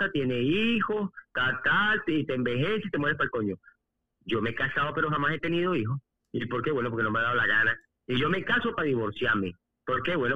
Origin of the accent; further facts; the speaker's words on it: Spain; now in Venezuela; Vengo de España, que supuestamente es un país desarrollado, un país modernismo, y vengo de ver aquellas colas de hambre. Y llego a Venezuela